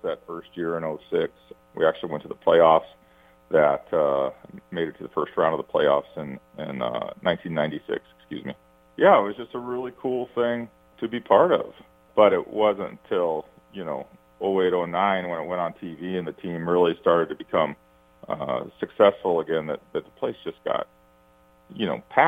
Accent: Washington, United States; moved away as an adult; also born or lived in Indiana; now in Chicago, United States; I grew up in Washington State, but went out to graduate school at Indiana University in 1988

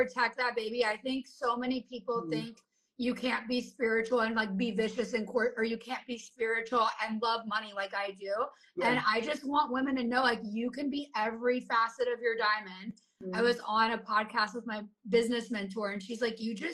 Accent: the South, United States; we come from the South where like, the goal is to raise your own kids

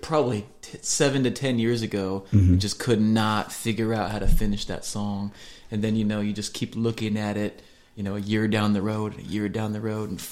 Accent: Iowa, United States; now in Nashville, United States; I grew up in Iowa.

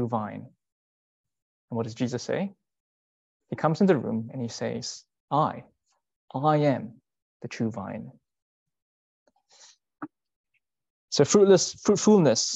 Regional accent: Singapore; moved away as an adult; I'm from Singapore.

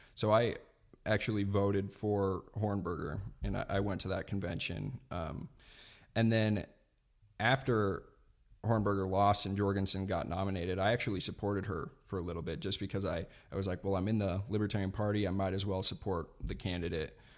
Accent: Montana, United States; I grew up here in Montana

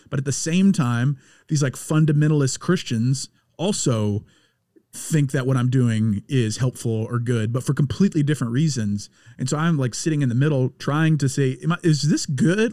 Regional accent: Louisiana, United States; I'm being from Louisiana

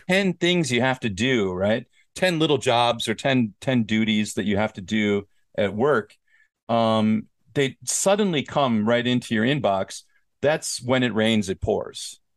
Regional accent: Minnesota, United States; I'm from Minnesota

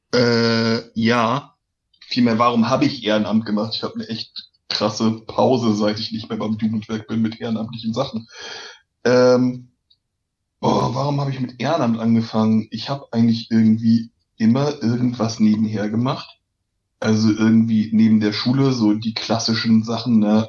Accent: Lübeck, Schleswig-Holstein, Germany; in meiner Geburtsstadt Lübeck

